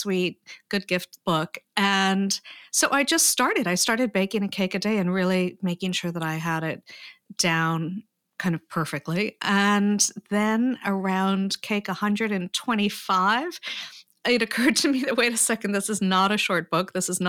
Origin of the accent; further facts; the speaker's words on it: Paris, Île-de-France, France; also born or lived in United States; I had grown up for part of my life in Paris. And I am not a French citizen, I'm an American citizen, so I don't get to go back and forth when the border is closed.